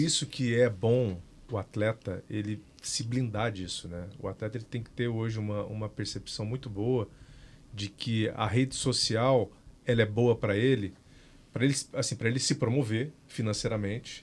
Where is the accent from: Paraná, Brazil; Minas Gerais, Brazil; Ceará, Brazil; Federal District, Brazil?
Minas Gerais, Brazil; Eu sou de Minas